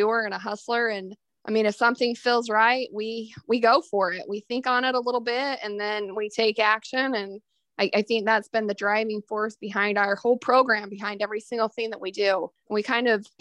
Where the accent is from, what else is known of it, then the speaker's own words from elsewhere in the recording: Beaver, Utah, United States; moved away as an adult; now in Oklahoma, United States; I grew up in Utah, actually, in southern Utah